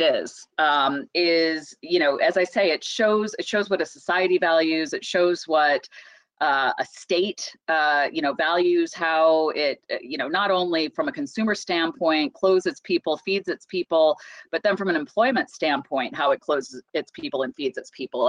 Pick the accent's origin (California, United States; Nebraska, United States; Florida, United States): Nebraska, United States; Omaha; now in Washington, DC, United States; growing up in Omaha, Nebraska